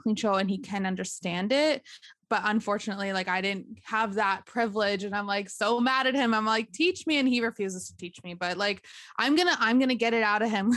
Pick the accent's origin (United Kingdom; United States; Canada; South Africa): Canada; Behchokǫ̀, Northwest Territories; moved away as an adult; now in Yellowknife, Canada; I am from Bashako, and I've lived in Bashako and grew up in Bashako a good chunk of my life